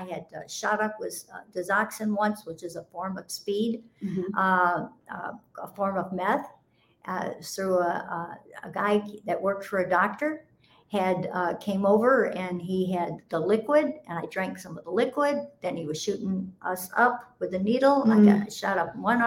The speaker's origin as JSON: {"language": "English", "town": "Chicago", "region": "Illinois", "country": "United States", "tie": "born or raised there", "said": "I grew up in Chicago, in the heart of Chicago"}